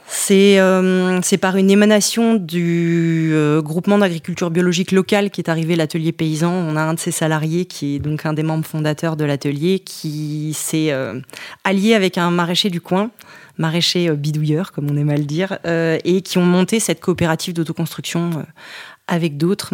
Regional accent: Montchanin, Bourgogne-Franche-Comté, France; moved away as an adult; also born or lived in Le Creusot; c'est la Bourgogne, tout particulièrement la Saône-et-Loire, puisque je suis née au Creusot, en plein bassin minier

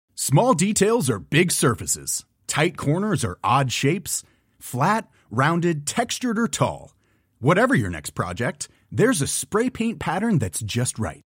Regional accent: DR Congo; Je suis originaire d'un pays qui s'appelle la République démocratique du Congo.

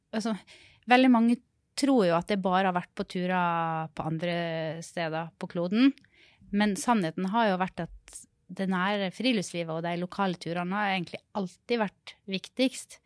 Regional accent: Sunnmøre, Møre og Romsdal, Norway; also born or lived in Rogaland; now in Oslo, Norway; jeg kommer fra Sunnmøre

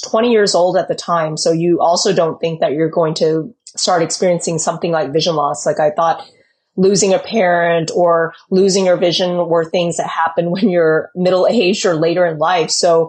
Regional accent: Texas, United States; also born or lived in California; I was born in California, but mostly grew up in Texas, I would say. So I consider myself a Texas gal at heart.

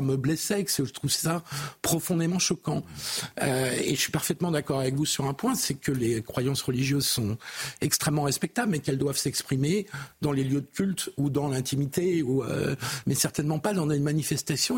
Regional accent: France; en tant que républicain laïque et en tant que français

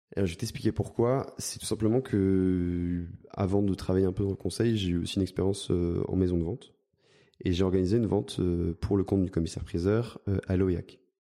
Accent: Spéracèdes, Provence-Alpes-Côte d'Azur, France; j'ai grandi dans le sud de la France, j'ai grandi euh, dans l'ARPI Grassois

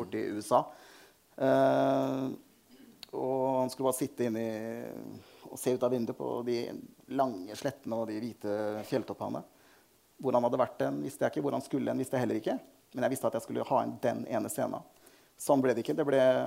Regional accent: Fredrikstad, Østfold, Norway; jeg vokste opp i Anton Brekkes vei.

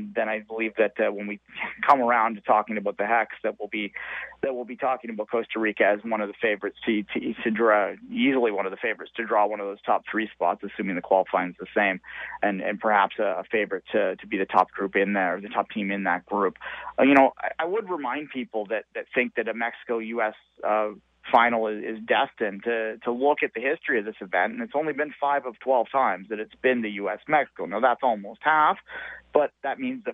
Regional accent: Canada; as a Canadian supporter

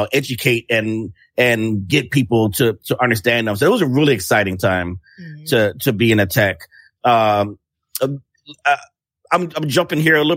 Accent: Chicago, Illinois, United States; I'm from Chicago

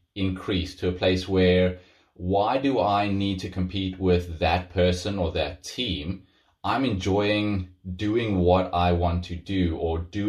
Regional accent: South Africa; moved away; I come from South Africa, where there's big open spaces, great place to run

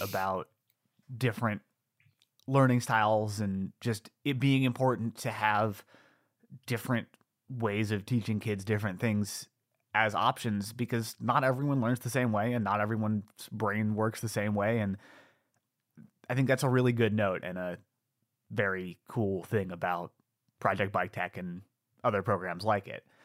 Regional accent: Ithaca, New York, United States; my hometown, Ithaca, New York

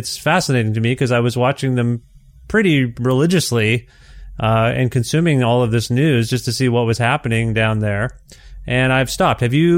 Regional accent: Canada; as a Canadian here

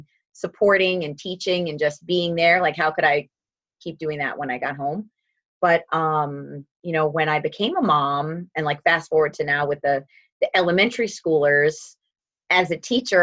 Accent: northern Minnesota, United States; moved away as an adult; also born or lived in Milwaukee, Wisconsin; now in Staten Island, New York, United States; When I was 10, we moved to northern Minnesota, And that is where I spent the bulk of my adolescence

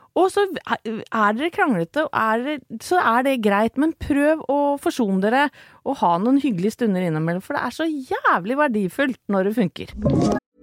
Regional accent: Åsgårdstrand, Vestfold, Norway; Vi vokste opp sammen i Åsgårdstrand

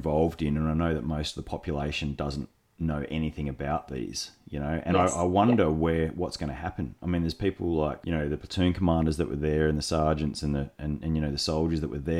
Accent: Australia; as an Australian

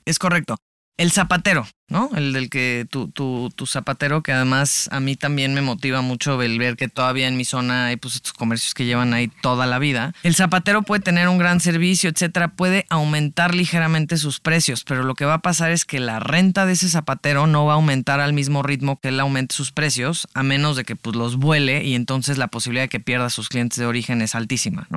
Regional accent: San Miguel de Allende, Guanajuato, Mexico; now in Mexico City, Mexico; yo soy de San Miguel de Allende, Guanajuato

